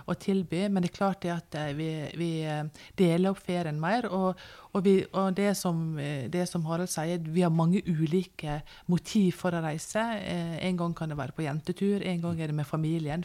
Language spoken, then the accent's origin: Norwegian; Norway; vi som nordmenn